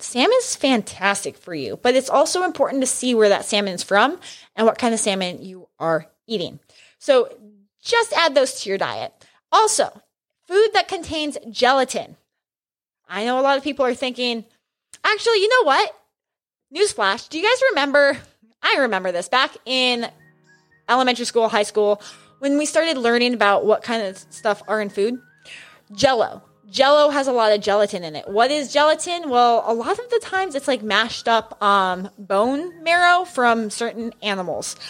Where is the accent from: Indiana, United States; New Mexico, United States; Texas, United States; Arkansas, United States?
New Mexico, United States; I grew up in New Mexico